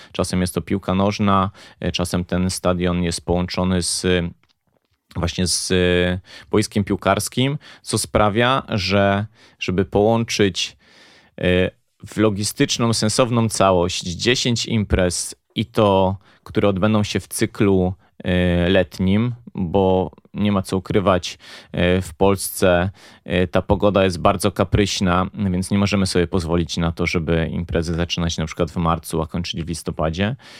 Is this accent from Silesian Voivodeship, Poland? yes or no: no; Poznań, Greater Poland, Poland; w końcu jesteśmy z Poznania